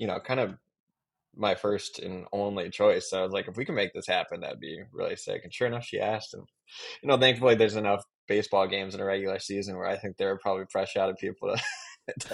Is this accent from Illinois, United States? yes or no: yes; Chicago, Illinois, United States; moved away as an adult; also born or lived in Detroit, Michigan; now in Los Angeles, United States; So I moved to Chicago when I was about around 7 or 8.